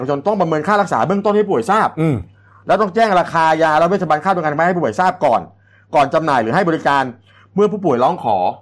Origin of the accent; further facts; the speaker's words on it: Kanchanaburi, Thailand; ผมนี่คนเมืองกาญจนบุรี